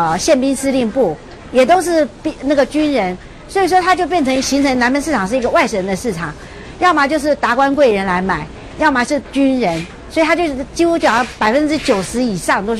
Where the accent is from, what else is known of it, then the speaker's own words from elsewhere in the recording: China; now in Taiwan; 因为我们我们我们大陆人过来台湾的时候，你知道吗？就是很节省